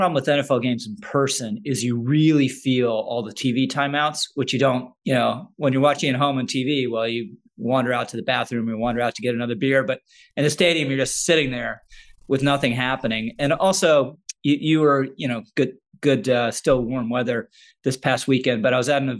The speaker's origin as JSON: {"language": "English", "town": "Washington", "region": "District of Columbia", "country": "United States", "tie": "born or raised there", "said": "I remember I grew up in Washington, D.C., and everyone in D.C. was obsessed with the Redskins."}